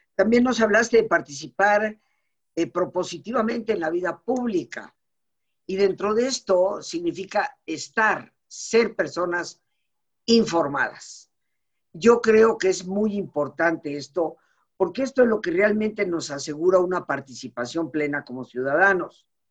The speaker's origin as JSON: {"language": "Spanish", "country": "Mexico", "tie": "born or raised there", "said": "como mexicana, de familia mexicana, de, más de 300 años en este país, eh, mis padres no son recién llegados, no fueron recién llegados, sino desde Yucatán durante siglos. Eh, yo nacida en México"}